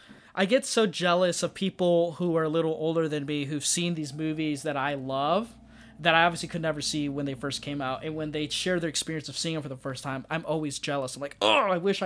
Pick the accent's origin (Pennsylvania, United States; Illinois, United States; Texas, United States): Illinois, United States; Rockford; I'm from Rockford, Illinois, which is just outside of Chicago.